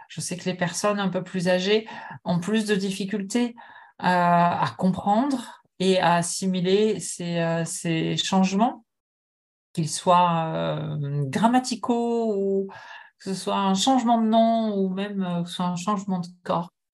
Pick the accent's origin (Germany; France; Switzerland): France; moved away as an adult; also born or lived in United States / Japan; now in Montreal, Canada; Je suis née en France, de parents français, mais j'ai longtemps, j'ai passé beaucoup de temps aux États-Unis lorsque j'étais adolescente